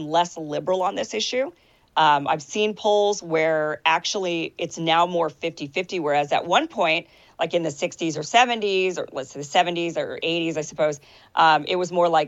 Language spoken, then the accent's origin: English; Idaho, United States; I'm from Idaho. It's a real conservative state.